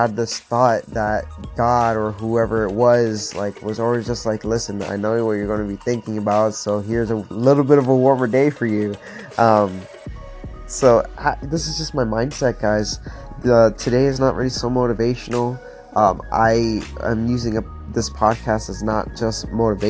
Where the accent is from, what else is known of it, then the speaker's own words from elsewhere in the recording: Florida, United States; now in Pittsburgh, United States; I'm from Florida and honestly never dealt with like the winter or anything like that.